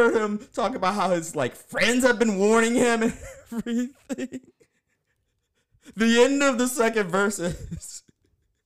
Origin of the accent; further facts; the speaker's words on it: Baltimore, Maryland, United States; I grew up in Baltimore